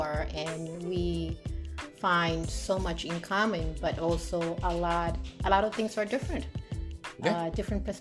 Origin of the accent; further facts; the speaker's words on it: Dominican Republic; I was born in Dominican Republic. I grew up somewhat Catholic